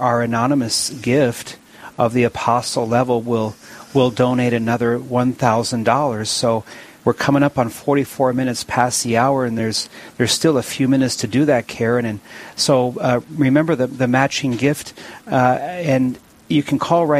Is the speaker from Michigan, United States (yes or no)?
no; Williston, North Dakota, United States; I'm born and raised in Williston